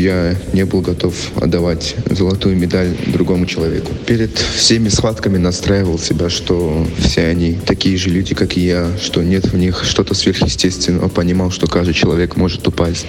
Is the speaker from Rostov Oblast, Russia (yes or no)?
no; Kaspiysk, Dagestan, Russia; now in Moscow, Russia; Я родился в Дагестане, в городе Каспийск